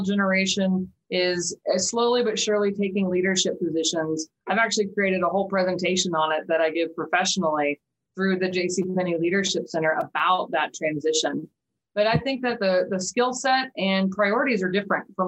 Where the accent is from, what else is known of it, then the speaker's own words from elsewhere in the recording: Wichita, Kansas, United States; moved away as an adult; now in Norman, United States; I'm actually originally from Wichita, Kansas, born and raised.